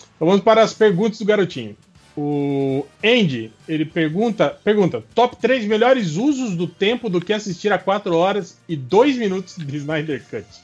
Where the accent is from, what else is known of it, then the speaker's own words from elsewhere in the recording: Santa Catarina, Brazil; now in Mato Grosso, Brazil; eu não ia querer o De Volta à Minha Terra porque ia ser Santa Catarina